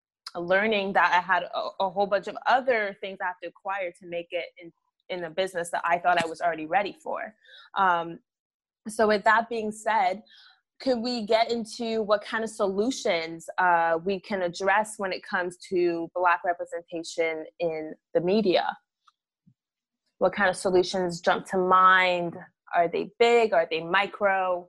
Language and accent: English; Montreal, Quebec, Canada; I grew up in the West Island.